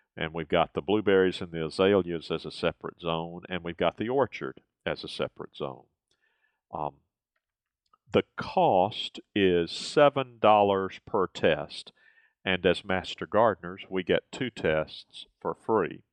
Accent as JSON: {"language": "English", "region": "the South", "country": "United States", "tie": "born or raised there", "said": "growing up in the South"}